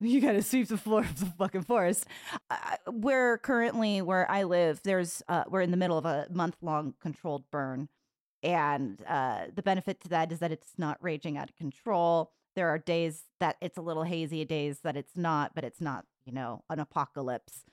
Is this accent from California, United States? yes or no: yes; California, United States; also born or lived in San Diego; I grew up in California